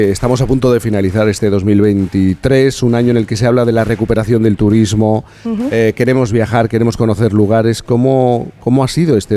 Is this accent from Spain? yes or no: yes; Cádiz, Andalusia, Spain; Yo que soy de Cádiz